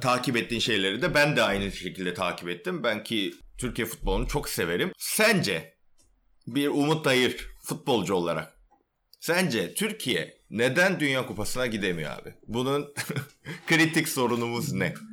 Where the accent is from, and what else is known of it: South Korea; now in Turkey